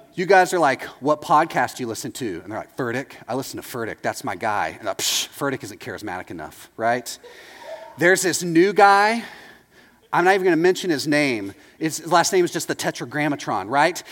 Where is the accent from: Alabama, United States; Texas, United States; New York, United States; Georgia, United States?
Texas, United States; moved away as an adult; now in Orlando, United States; I'm from Texas.